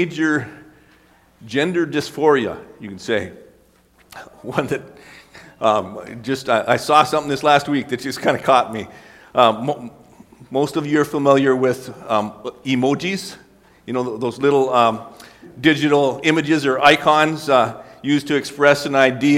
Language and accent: English; North Dakota, United States; moved away; it is still the 120th largest city in North Dakota